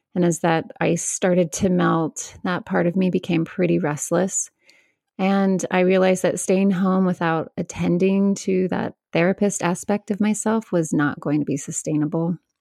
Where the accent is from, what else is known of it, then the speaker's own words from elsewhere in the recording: Northern California, United States; I grew up mostly in Northern California with just my mom